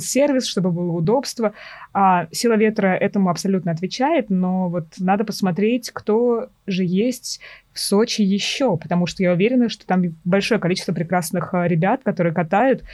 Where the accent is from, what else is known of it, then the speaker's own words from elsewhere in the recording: Tolyatti, Samara Oblast, Russia; когда росла в Тольятти